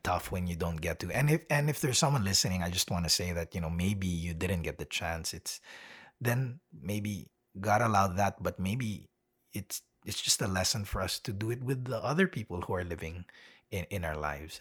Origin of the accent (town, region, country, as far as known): Manila, Metro Manila, Philippines; born or raised there; moved away as an adult; also born or lived in United States; now in Melbourne, Australia